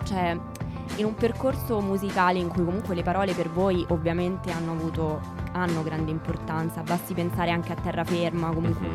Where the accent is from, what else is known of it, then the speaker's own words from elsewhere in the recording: Rome, Lazio, Italy; sono di Roma